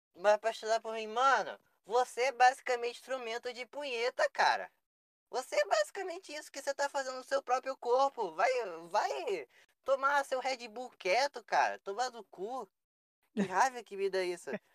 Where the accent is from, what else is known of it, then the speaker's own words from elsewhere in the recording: Rio de Janeiro, Brazil; moved away; eu sou do Rio, atualmente eu não moro no Rio